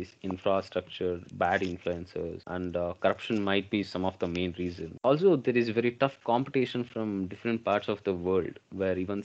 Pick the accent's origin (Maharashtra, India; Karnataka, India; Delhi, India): Karnataka, India; Bangalore; I come from Bangalore